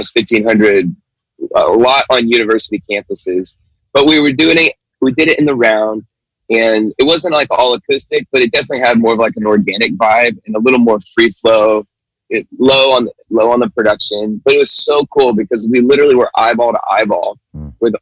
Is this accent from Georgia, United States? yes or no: yes; Marietta, Georgia, United States; I grew up in Atlanta, outside Atlanta in the suburbs called Marietta